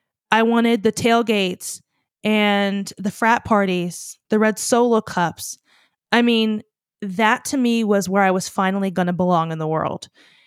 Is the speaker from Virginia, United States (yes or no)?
yes; Virginia, United States; If you're new here, I'm from Virginia originally.